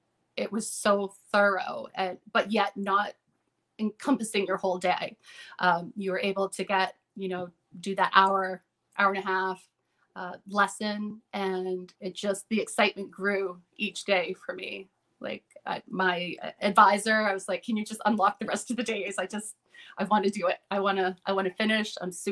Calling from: Veazie, Maine, United States; Veezy, Maine.

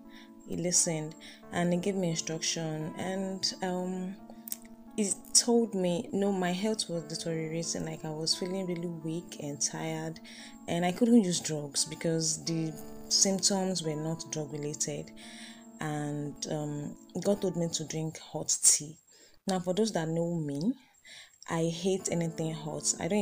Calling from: Ileri, Oyo, Nigeria; I'm recording from Ileri, Oyo State, Nigeria.

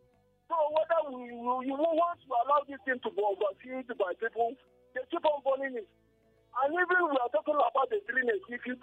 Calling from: Baltimore, Maryland, United States; I'm calling you from Baltimore.

